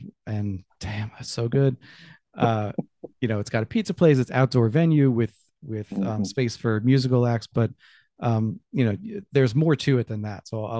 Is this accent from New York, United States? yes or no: yes; New York City, New York, United States; I know I'm from New York City.